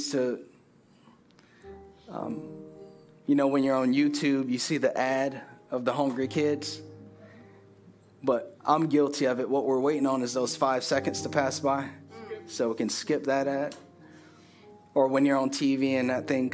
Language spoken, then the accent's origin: English; Richmond Heights, United States; moved away; They don't know I'm from Richmond Heights.